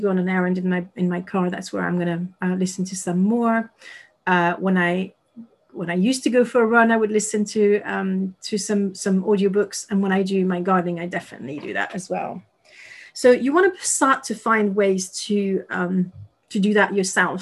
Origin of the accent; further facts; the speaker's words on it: Paris, Île-de-France, France; English is a second language; moved away; I was raised in Paris